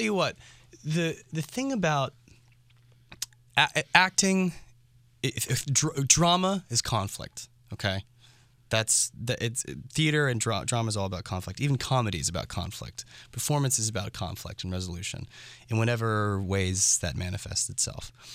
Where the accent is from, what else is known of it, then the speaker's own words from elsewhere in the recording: San Francisco, California, United States; growing up in San Francisco and doing theater as a young kid